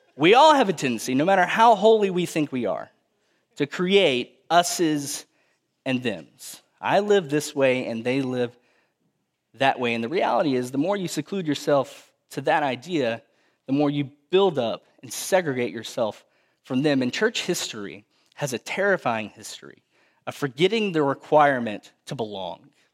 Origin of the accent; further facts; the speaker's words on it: Cuero, Texas, United States; I grew up in South Texas, home of the fighting gobblers in Cuervo, Texas